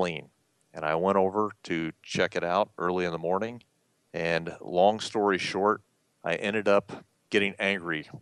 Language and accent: English; Columbus, Georgia, United States; moved away; growing up in Columbus, Georgia